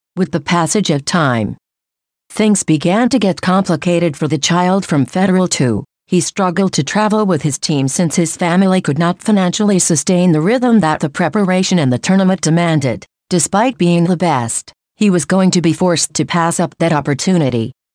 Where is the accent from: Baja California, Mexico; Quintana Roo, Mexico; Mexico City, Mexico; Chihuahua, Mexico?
Chihuahua, Mexico; Ciudad Juárez; I was born in Ciudad Juarez.